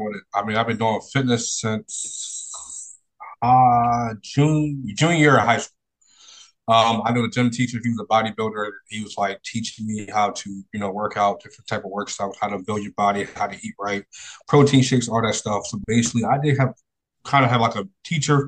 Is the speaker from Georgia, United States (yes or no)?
no; Philadelphia, Pennsylvania, United States; I grew up in Philadelphia, born and raised